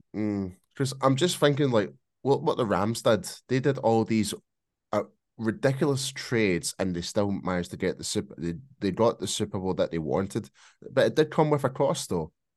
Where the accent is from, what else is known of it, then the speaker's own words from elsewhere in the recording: Scotland, United Kingdom; accent: Scottish; my bloody Scottish accent